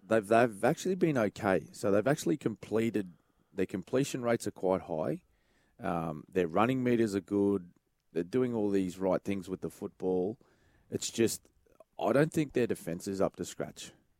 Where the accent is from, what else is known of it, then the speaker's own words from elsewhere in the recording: Queensland, Australia; I'm a Queenslander.